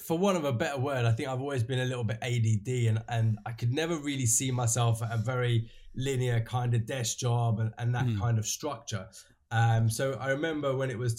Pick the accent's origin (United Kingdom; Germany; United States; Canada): United Kingdom; London; I was born and raised in London. I've lived here my whole life